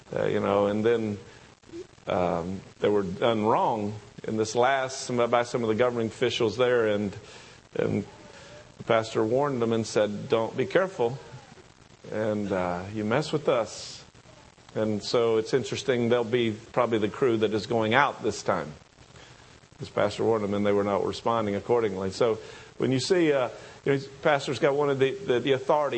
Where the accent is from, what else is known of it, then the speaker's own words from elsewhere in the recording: the South, United States; accent: southern; my southern accent